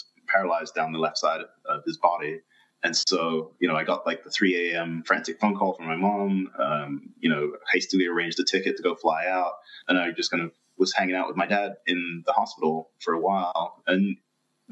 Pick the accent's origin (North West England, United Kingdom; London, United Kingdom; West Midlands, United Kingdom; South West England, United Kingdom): London, United Kingdom; moved away; I'm originally from London